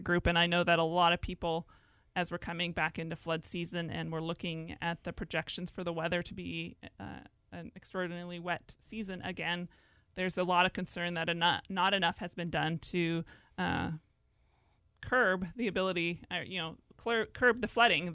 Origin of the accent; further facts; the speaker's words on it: Lynden, Washington, United States; I grew up here in Whatcom County on a dairy farm south of Linden